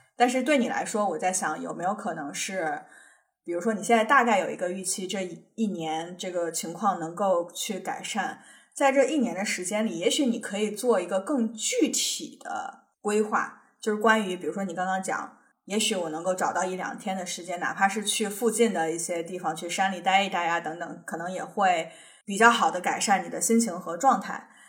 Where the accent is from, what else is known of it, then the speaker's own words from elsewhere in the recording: China; now in United States; 我们作为中国人搞签证那么痛苦